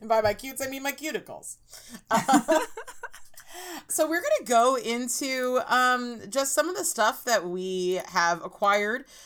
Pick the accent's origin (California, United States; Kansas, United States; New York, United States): California, United States; Orange County; I'm from Orange County, California.